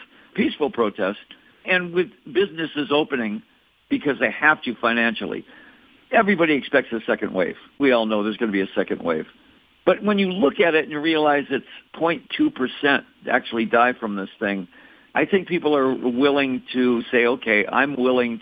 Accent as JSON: {"language": "English", "town": "Detroit", "region": "Michigan", "country": "United States", "moved": "yes", "lives_now": "Scottsdale, United States", "said": "I'm from Detroit"}